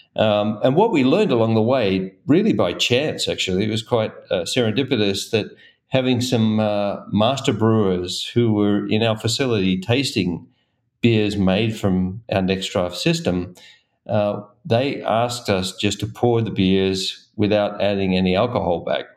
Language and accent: English; Australia; now in Golden, United States; I'm originally from Australia